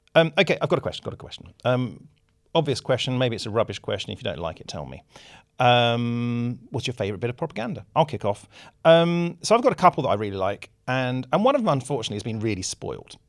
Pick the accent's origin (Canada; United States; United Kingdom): United Kingdom; as a British person